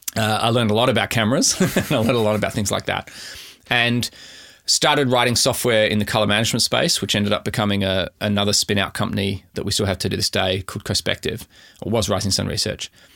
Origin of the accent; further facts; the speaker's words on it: Adelaide, South Australia, Australia; moved away as an adult; also born or lived in Canberra; now in Melbourne, Australia; I grew up in Adelaide, specifically in the Adelaide Hills.